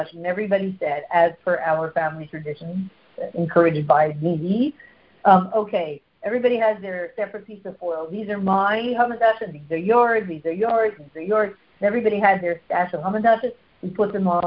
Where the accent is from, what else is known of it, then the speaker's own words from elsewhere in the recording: Canada; I'm so Canadian